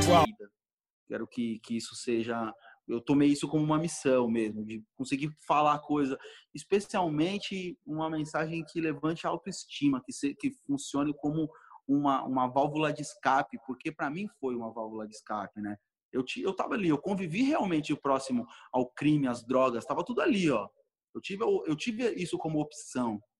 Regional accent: São Paulo, Brazil; eu cresci na Zona Norte de São Paulo

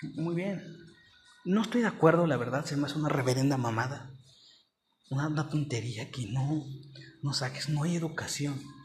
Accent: Mexico; also born or lived in Mexico City; Yo soy de México y ahorita me vine, o sea, México, Ciudad de México. Y ahorita, bueno, siendo honestos, bueno, no importa, soy de otro estado

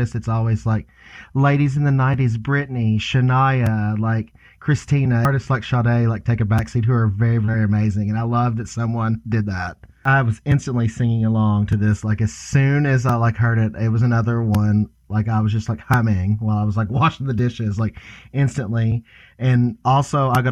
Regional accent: Kentucky, United States; I am from Kentucky

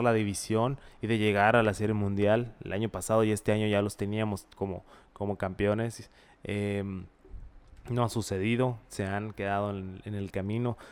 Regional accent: Mexico; como mexicanos

